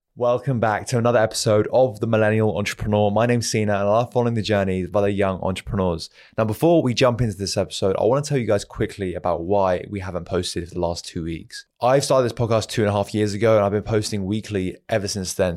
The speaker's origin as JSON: {"language": "English", "country": "Iran", "moved": "yes", "said": "I'm originally from Iran"}